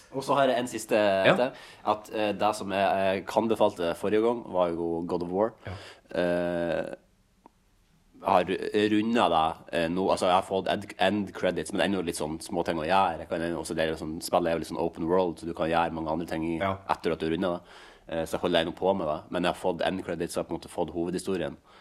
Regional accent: Sandnessjøen, Nordland, Norway; now in Oslo, Norway; hjemme i Sandnessjøen

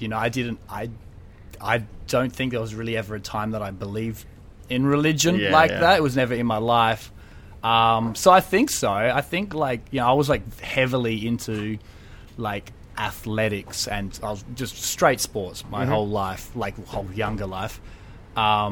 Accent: Adelaide, South Australia, Australia; I grew up in Adelaide

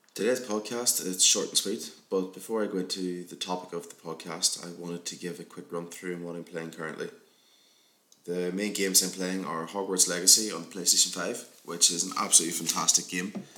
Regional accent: Armagh, Northern Ireland, United Kingdom; my hometown Armagh

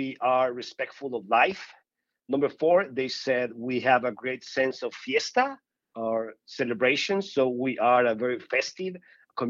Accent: Ciudad Obregón, Sonora, Mexico; moved away as an adult; also born or lived in Denver; now in United States; I was born and raised in Obregón, Sonora, which is a small town northwest of Mexico in the state of Sonora.

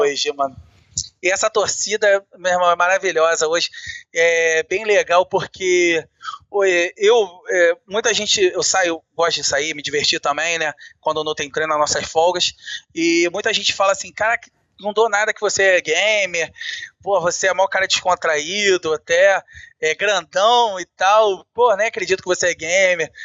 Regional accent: Rio de Janeiro, Brazil; eu sou do Rio de Janeiro

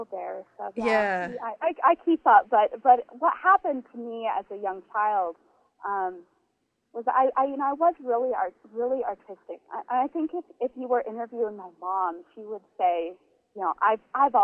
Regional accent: Northern California, United States; moved away as an adult; also born or lived in South Bend, Indiana; now in Mexico; growing up in Northern California

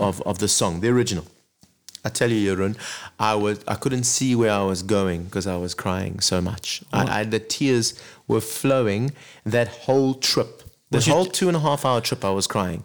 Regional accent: Zimbabwe; also born or lived in Zambia; I grew up really in Africa. You know, born in Zambia, grew up in Zimbabwe.

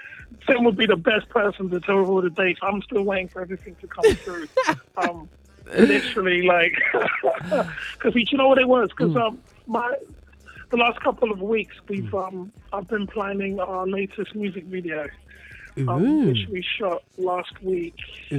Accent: Ghana; And me being African myself, I'm from Ghana

